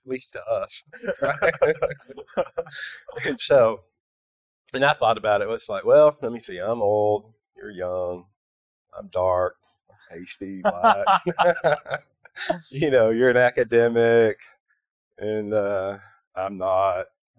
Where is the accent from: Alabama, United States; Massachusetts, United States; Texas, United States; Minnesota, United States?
Texas, United States; I'm from Texas.